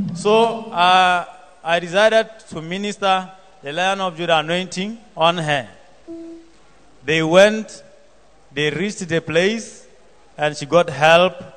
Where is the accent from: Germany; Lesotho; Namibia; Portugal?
Lesotho; I come from Lesotho